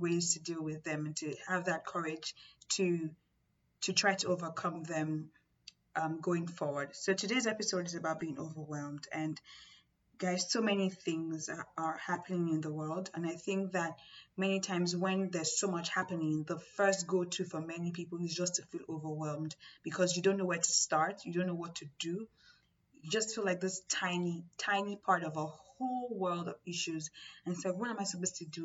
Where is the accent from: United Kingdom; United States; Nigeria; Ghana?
Nigeria; I'm from Nigeria